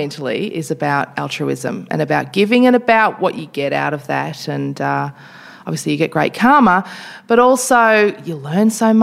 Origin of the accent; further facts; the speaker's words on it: Toowoomba, Queensland, Australia; moved away; growing up in Queensland, I grew up in a very racist environment